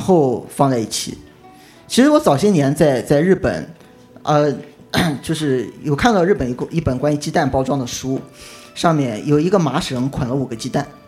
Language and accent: Chinese; Qingdao, Shandong, China; 因为，因为我是青岛人